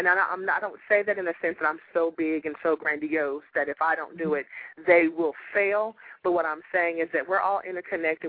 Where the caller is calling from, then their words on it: Houston, Texas, United States; I'm calling from Houston, Texas